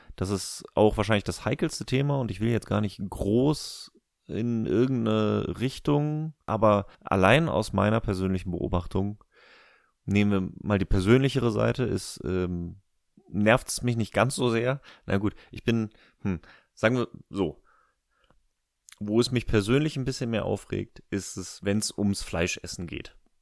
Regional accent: Germany

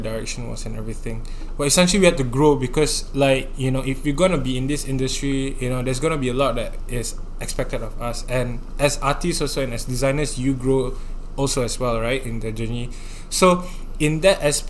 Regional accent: Singapore; the life in Singapore, like as a Singaporean youth

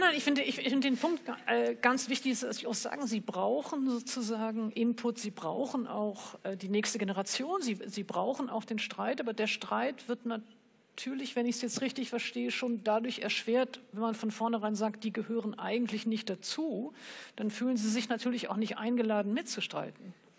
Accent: Germany; als Deutsche mit Nazi-Hintergrund

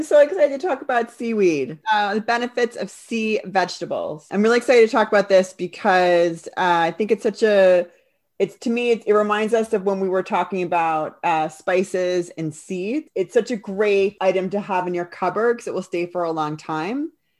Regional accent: New York, United States; now in London, United Kingdom; I grew up on the East Coast of New York. I live here in London.

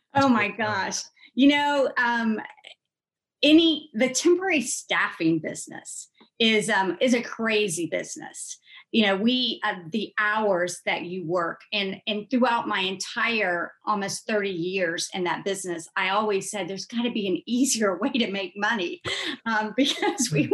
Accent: Columbus, Georgia, United States; Grew up in Columbus, Georgia, which is a couple hours south of um, Atlanta

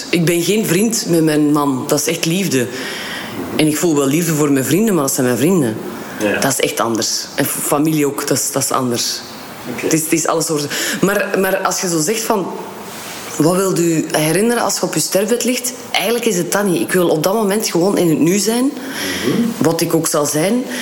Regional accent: Kortrijk, West Flanders, Belgium; also born or lived in Leuven; now in Antwerp, Belgium; Ja, ik ben van Kortrijk.

